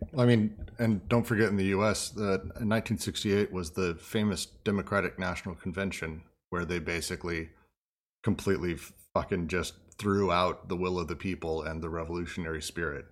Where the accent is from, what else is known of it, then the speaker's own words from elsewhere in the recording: Denver, Colorado, United States; moved away; also born or lived in San Francisco; I grew up in Denver